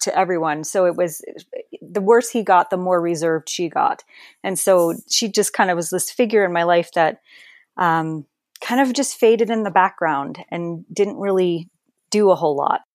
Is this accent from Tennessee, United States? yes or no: no; Perth Amboy, New Jersey, United States; moved away; Perth Amboy, actually. I grew up, uh, basically underneath the Staten Island Bridge